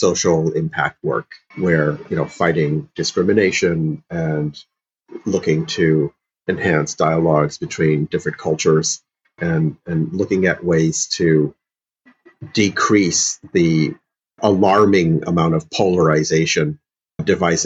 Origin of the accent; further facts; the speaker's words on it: Illinois, United States; also born or lived in St. Louis, Missouri; I grew up in the Midwest heavily and in Illinois